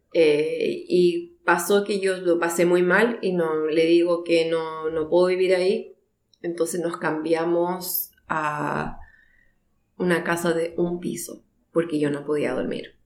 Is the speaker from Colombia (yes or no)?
no; Chile; moved away as an adult; also born or lived in Mendoza, Argentina; now in Christchurch, New Zealand; siendo chilena